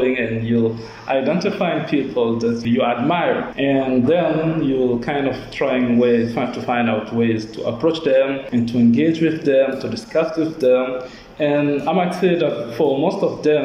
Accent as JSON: {"language": "English", "country": "Burkina Faso", "said": "from Burkina Faso"}